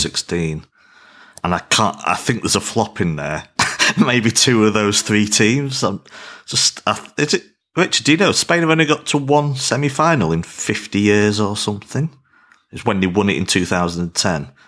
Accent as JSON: {"language": "English", "region": "England", "country": "United Kingdom", "said": "as an Englishman"}